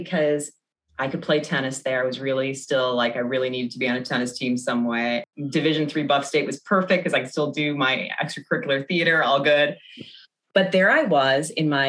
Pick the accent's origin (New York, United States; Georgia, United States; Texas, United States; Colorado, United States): New York, United States; Blasdell; moved away as an adult; also born or lived in Chicago; I grew up around the McKinley Mall area. I was in sixth grade when the McKinley Mall opened